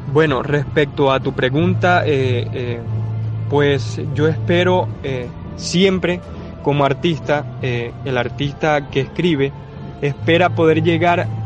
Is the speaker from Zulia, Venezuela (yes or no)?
yes; Maracaibo, Zulia, Venezuela; decidí ir a un estudio que está en Maracaibo, en mi tierra, Decidí ir a un estudio, se la mostré al productor y le encantó.